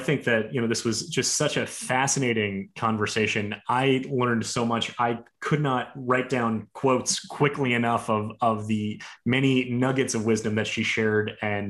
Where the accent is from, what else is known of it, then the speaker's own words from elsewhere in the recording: Miami, Florida, United States; born there; I was born in Miami